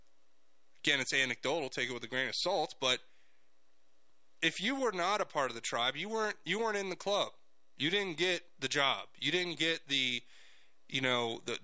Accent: South Florida, United States; I grew up in South Florida

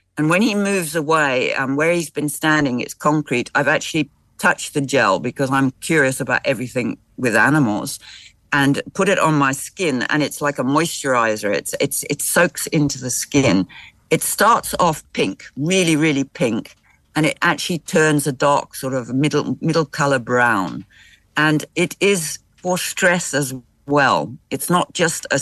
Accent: Zimbabwe; I'm not South African, I'm Zimbabwean

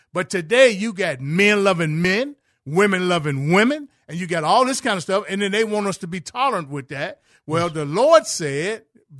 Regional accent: Chicago, Illinois, United States; me growing up in Chicago. My father was a Chicago policeman.

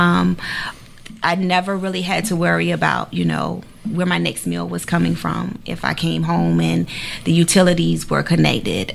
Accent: Savannah, Georgia, United States; I pretty much grew up, you know, all over Savannah

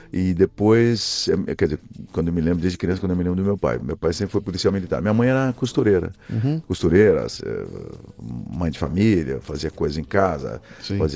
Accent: São Paulo, Brazil; Então, sou daqui da Vila Prudente. Eu nasci na, eh, na Vila Prudente, mas eu nasci na, eh, na maternidade do Brás

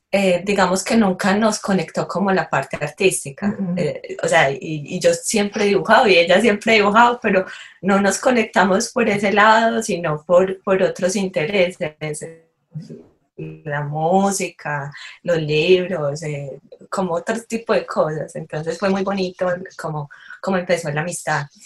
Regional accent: Itagüí, Antioquia, Colombia; crecimos en, en Medellín, en un municipio que se llama Itagüí, entonces realmente es pequeño.

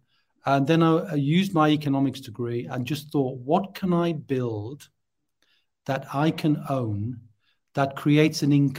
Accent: North East England, United Kingdom; accent: Geordie; So originally I'm from the Northeast. I'm a Geordie. Now, I'm not speaking Geordie now, but you, the tones are in there somewhere.

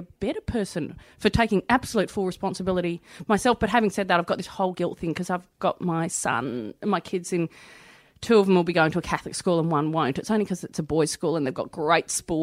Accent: Melbourne, Victoria, Australia; I grew up in Melbourne, in Hampton, and we were like Brighton's poor cousin

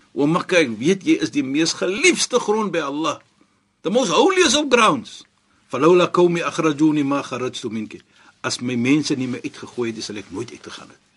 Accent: South Africa; as 'n suid-afrikaner

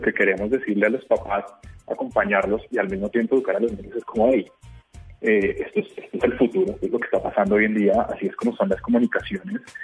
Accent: Colombia

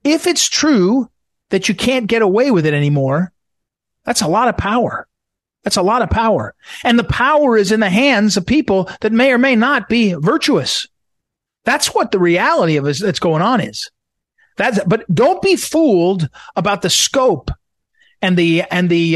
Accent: St. Louis, Missouri, United States; moved away; I'm from St. Louis. I lived in St. Louis, as I was telling you, for 25 years.

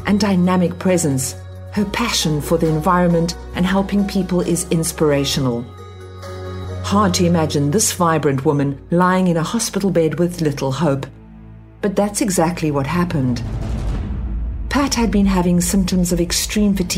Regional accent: South Africa; Growing up in South Africa

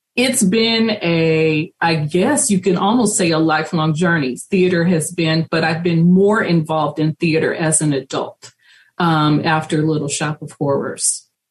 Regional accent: Richmond, California, United States; when I was growing up in Richmond, it was a smaller community

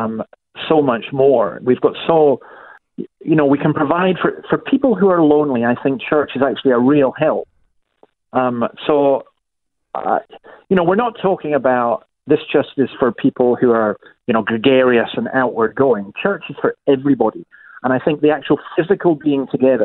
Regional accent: Scotland, United Kingdom; moved away as an adult; now in Australia; I'm a Scottish Presbyterian

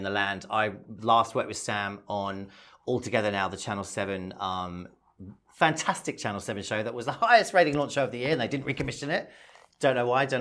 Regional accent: London, United Kingdom; now in Australia; I'm from London

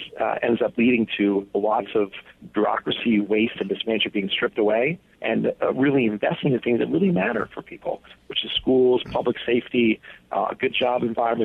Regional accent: Johnstown, New York, United States; first language Greek; English is a second language; I grew up in a small town in upstate New York, Johnstown, New York. It's about an hour northwest of Albany. My dad was born there to two Greek immigrants who … at Ellis Island.

